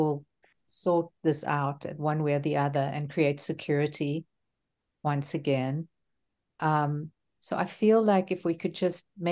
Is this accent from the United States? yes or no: no; South Africa; moved away; also born or lived in Ra'anana, Israel; I'm from South Africa originally. I lived in Israel in Ra'anana for 5 years.